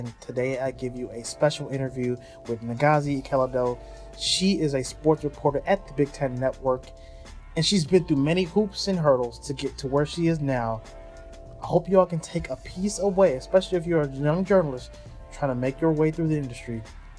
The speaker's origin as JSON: {"language": "English", "country": "Nigeria", "said": "So being Nigerian, I kind of know how that is."}